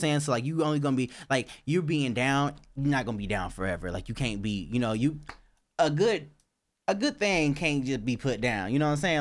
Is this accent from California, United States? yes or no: no; Georgia, United States; my home state, Georgia